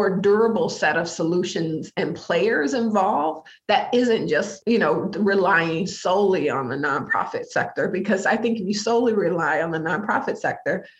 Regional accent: Detroit, Michigan, United States; moved away as an adult; now in Minnesota, United States; I was living a really meaningful life in my hometown of Detroit

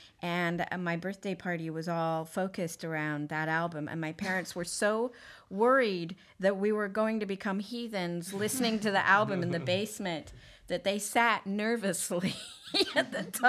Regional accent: United Kingdom; And because we're British

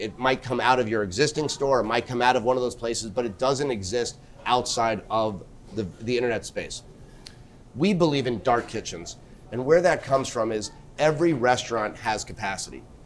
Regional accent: New York, United States; I'm a New Yorker at heart, born and raised.

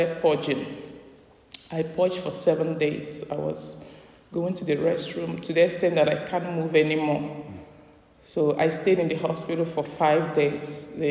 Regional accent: Nigeria; moved away as an adult; now in United States; I'm a Nigerian

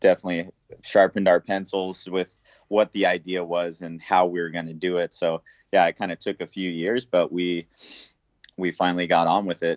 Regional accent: Puerto Rico; growing up in Puerto Rico, surfing the different waves that the island has to offer

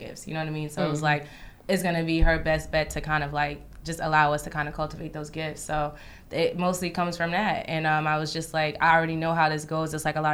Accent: East Orange, New Jersey, United States; moved away as an adult; now in Brooklyn, United States; I grew up in East Orange, New Jersey

